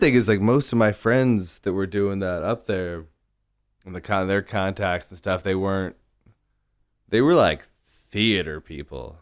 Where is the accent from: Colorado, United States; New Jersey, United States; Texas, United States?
Texas, United States; The Woodlands; I grew up in the, some reasonably affluent suburbs north of Houston